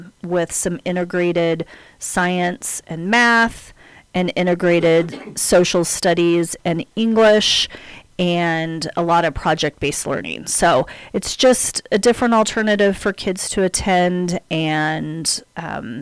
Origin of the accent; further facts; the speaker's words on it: Riverton, Wyoming, United States; I am a native of Fremont County. I grew up in Riverton